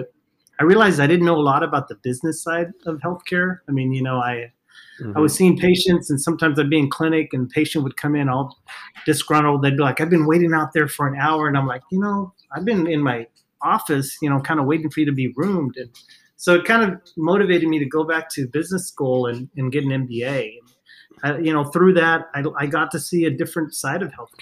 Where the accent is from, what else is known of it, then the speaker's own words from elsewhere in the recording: Fort Stockton, Texas, United States; moved away as an adult; also born or lived in Sonoma County, California; now in Sacramento, United States; went back home to my hometown after I got done with residency, which is a small town in West Texas called Fort Stockton